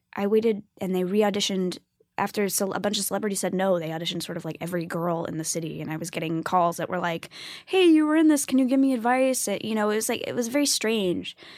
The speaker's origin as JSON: {"language": "English", "town": "New York City", "region": "New York", "country": "United States", "tie": "born or raised there", "said": "I grew up in New York and, you know, my parents, you know, took me to Broadway all the time."}